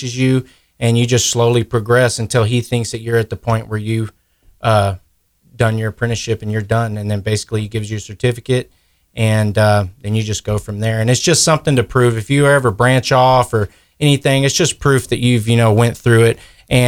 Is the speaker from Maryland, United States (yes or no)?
no; Kerrville, Texas, United States; I grew up in Kerrville. I graduated from Ingram in 2006